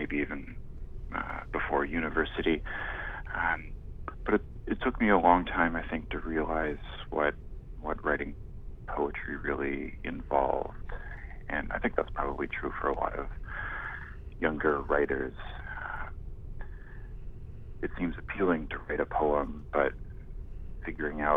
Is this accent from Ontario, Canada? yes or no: no; Victoria, British Columbia, Canada; moved away as an adult; also born or lived in Vancouver / Toronto; I grew up in Victoria, and I went to university in Vancouver